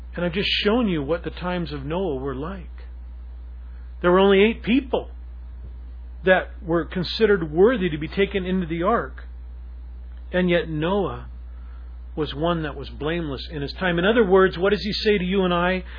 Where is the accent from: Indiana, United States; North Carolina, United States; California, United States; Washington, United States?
Washington, United States; Seattle; a Seattle person, especially like myself, growing up in Ballard